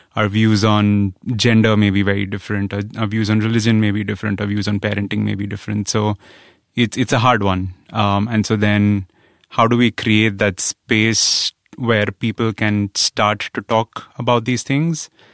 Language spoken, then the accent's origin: English; India; growing up in India, where I grew up in a middle class family